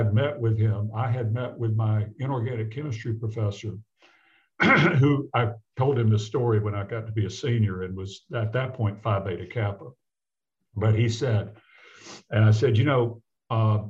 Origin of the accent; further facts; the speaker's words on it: the South, United States; moved away as an adult; also born or lived in Seattle / Memphis, Tennessee; I grew up in the South in Jim Crow